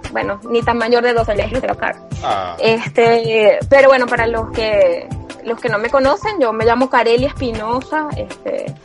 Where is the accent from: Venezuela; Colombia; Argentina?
Venezuela; Caracas, Capital District; now in Barquisimeto, Venezuela; yo soy caraqueña, aunque amo vivir ahorita que soy mamá en marquisibeto